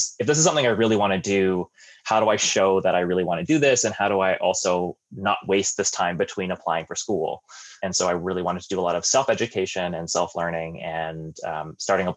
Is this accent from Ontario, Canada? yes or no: no; Langley, British Columbia, Canada; also born or lived in Caribbean; I grew up in Langley in Metro Vancouver and, you know, live most of my life in the Lower Mainland